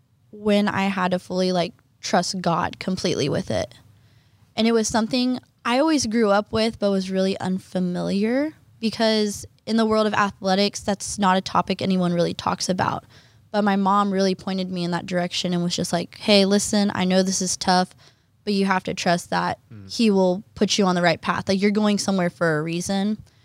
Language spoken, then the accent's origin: English; Oklahoma, United States; moved away as an adult; I'm from Oklahoma.